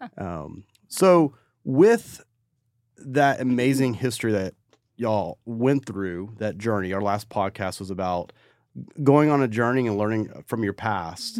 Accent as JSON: {"language": "English", "town": "Crowley", "region": "Texas", "country": "United States", "said": "I'm from North Crowley"}